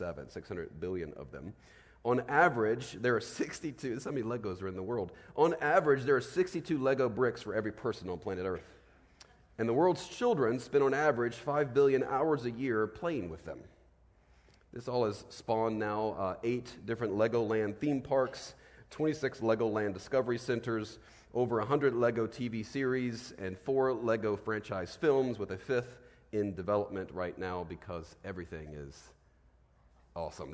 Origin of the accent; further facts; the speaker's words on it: Virginia, United States; As a kid, I grew up in Virginia